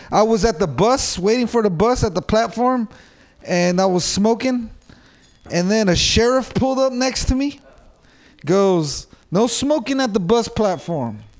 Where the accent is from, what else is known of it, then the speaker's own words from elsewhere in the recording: Los Altos, California, United States; You don't recognize my accent? I'm from Los Altos, guys. Los Altos, dude. It's rich, rich area.